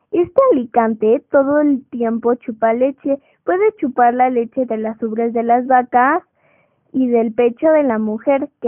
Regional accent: Mexico; tengo 10 años, curso el quinto año de primaria en el Colegio Aníbal Ponce y soy mexicana.

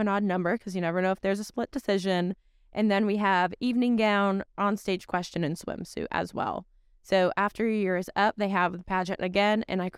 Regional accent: Connecticut, United States; English is a second language; I live down in Stamford, and it is a lot of fun. Born and raised in Connecticut, so.

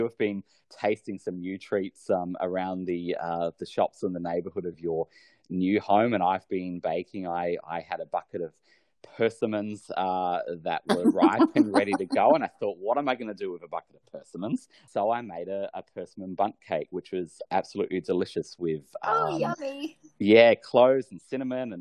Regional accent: Australia; my home country, Australia

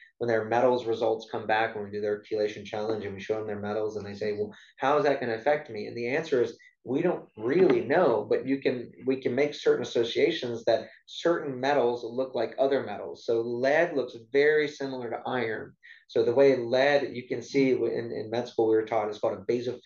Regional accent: South Louisiana, United States; I grew up in South Louisiana

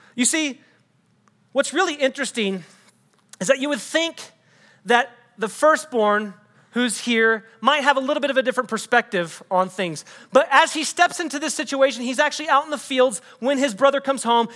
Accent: Texas, United States; also born or lived in Des Moines, Iowa; I'm not actually a native Texan.

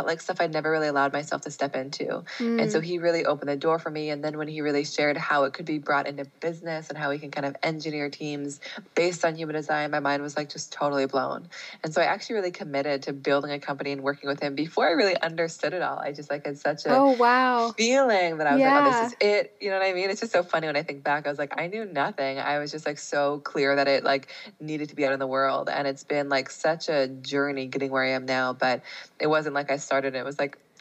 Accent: Seattle, Washington, United States; moved away; I grew up in Seattle.

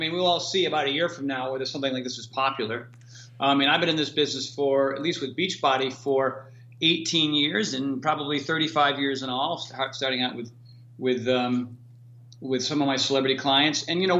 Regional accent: Connecticut, United States; now in California, United States; So when I moved out to California from Connecticut, the sun's out here, 325 days out of the year.

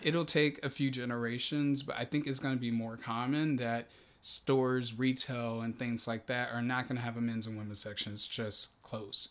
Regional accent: Texas, United States; now in Los Angeles, United States; I grew up in Texas

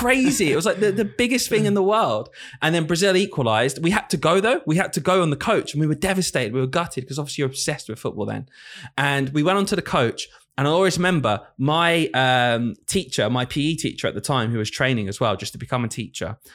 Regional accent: the north of England, United Kingdom; accent: Northern; moved away; I'm from the north of the country

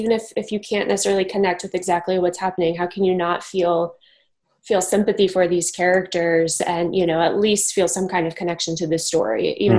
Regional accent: Missouri, United States; moved away as an adult; also born or lived in Brooklyn, New York; now in Jersey City, United States; So I'm from Missouri, but I've lived in the New York area for 6 years, and I first lived in Brooklyn my first 3 years.

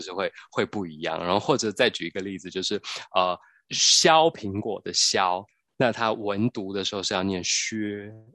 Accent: Taiwan; 我们台湾人讲的台湾的国语

